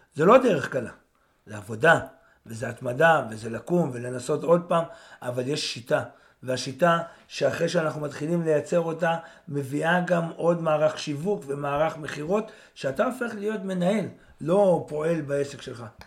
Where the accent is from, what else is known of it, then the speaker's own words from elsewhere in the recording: Israel; אני יצאתי מהקיבוץ